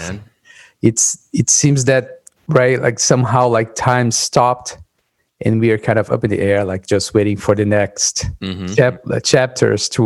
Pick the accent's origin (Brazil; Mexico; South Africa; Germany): Brazil; São Paulo; moved away; I was born and raised in São Paulo